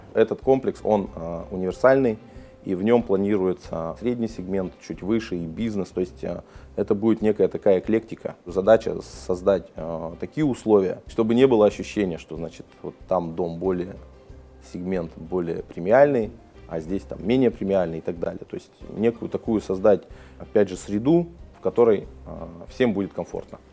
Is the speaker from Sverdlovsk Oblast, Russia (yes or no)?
yes; Yekaterinburg, Sverdlovsk Oblast, Russia; Я родился в Свердловске, в Екатеринбурге